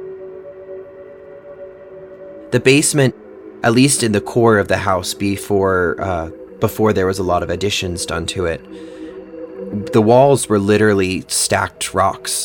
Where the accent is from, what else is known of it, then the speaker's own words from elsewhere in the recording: Orleans, Massachusetts, United States; I grew up in Orleans, Massachusetts, on a little peninsula that sticks out into the ocean called Cape Cod